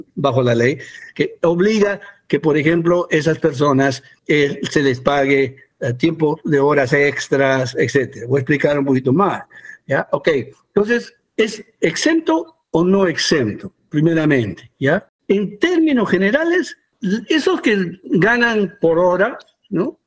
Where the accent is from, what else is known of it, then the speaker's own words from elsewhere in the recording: United States; also born or lived in Peru; yo soy peruano, pero crecí en Estados Unidos